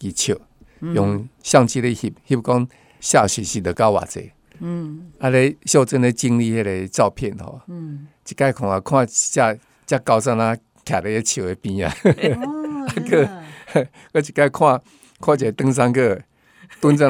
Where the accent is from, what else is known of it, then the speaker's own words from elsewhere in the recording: Tainan, Taiwan; 然后我台南人哦，然后叫我阿婆的哦